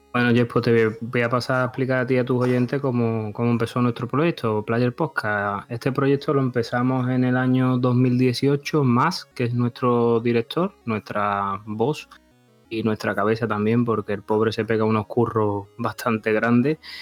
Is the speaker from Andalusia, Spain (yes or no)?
yes; Seville, Andalusia, Spain; Yo soy una persona española de Sevilla, del sur de...